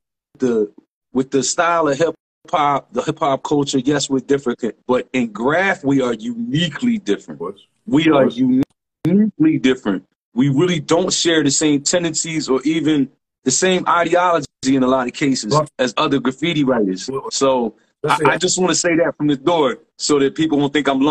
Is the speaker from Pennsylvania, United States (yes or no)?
yes; Philadelphia, Pennsylvania, United States; born and raised in Philadelphia and from Germantown